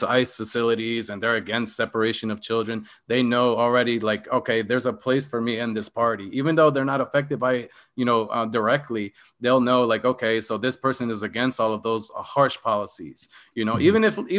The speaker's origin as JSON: {"language": "English", "town": "Philadelphia", "region": "Pennsylvania", "country": "United States", "said": "because I came from Philadelphia. So I don't plan to go back to Philadelphia."}